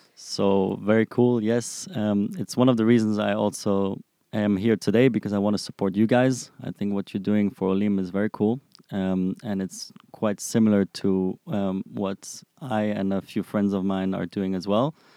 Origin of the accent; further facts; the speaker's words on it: Frankfurt, Hesse, Germany; moved away as an adult; now in Israel; I'm originally from Frankfurt, Germany. I came to Israel about six years ago